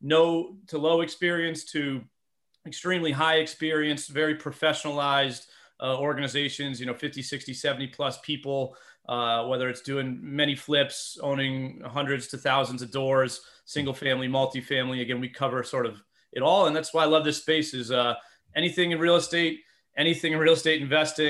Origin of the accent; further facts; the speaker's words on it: Massachusetts, United States; moved away as an adult; now in Philadelphia, United States; So I'm born and raised in Massachusetts, go all things New England sports. Sorry for those that are against them. It's been a good couple decades here. But I reside in the suburbs of Philadelphia for the last about 15 years.